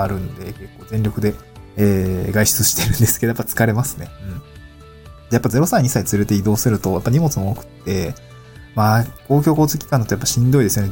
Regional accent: Niigata, Japan; also born or lived in Tokyo / Awaji Island; now in Awaji, Japan; 私の実家にですね、ちょっと新潟なんですけど

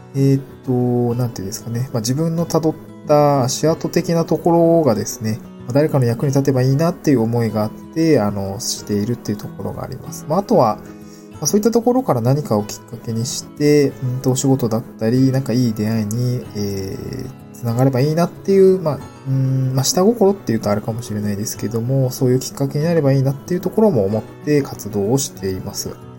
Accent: Niigata, Japan; moved away as an adult; also born or lived in Aomori Prefecture; now in Tokyo, Japan; 私の場合はですね、あの、出身が新潟県で

